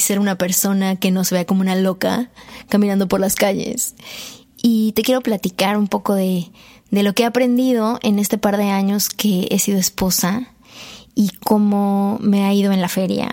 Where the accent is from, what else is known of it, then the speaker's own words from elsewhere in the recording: Mexico; como buen mexicano